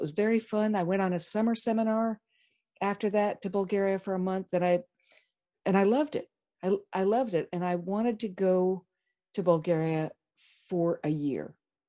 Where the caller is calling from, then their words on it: Lawrence, Kansas, United States; I am here from Lawrence, Kansas.